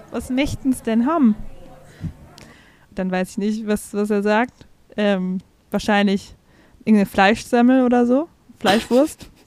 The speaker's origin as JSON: {"language": "German", "town": "Rosenheim", "region": "Bavaria", "country": "Germany", "said": "aber ich komme ja eigentlich aus München, da sagt man das gar nicht. Ähm, ja, also, ähm, ich, äh, ich bin die …. Ich komme eigentlich aus Rosenheim."}